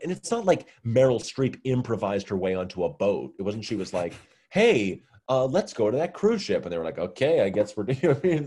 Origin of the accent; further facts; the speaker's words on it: Massachusetts, United States; I'm from Massachusetts